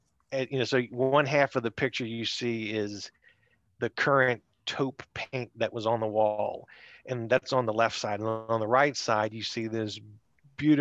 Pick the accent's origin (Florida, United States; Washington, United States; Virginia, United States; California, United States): Virginia, United States; Richmond; growing up in the West End, I mean, there was, like I said, there were strangers, and the next thing you would hit of remote civilization would be Innsbruck